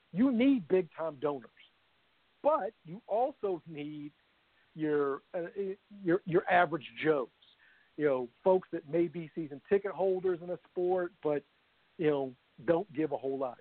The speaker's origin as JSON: {"language": "English", "town": "Louisville", "region": "Kentucky", "country": "United States", "tie": "born or raised there", "said": "born and raised in Louisville"}